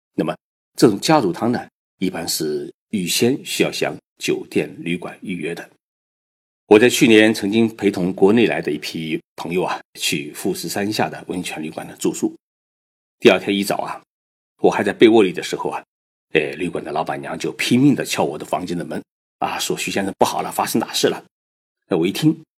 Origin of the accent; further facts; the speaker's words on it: China; 我们中国人生病就会去上山采药